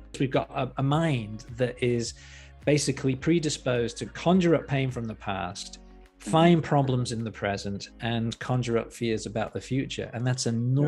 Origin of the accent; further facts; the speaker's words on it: Liverpool, North West England, United Kingdom; moved away as an adult; also born or lived in Newcastle upon Tyne; I grew up in Liverpool in the UK.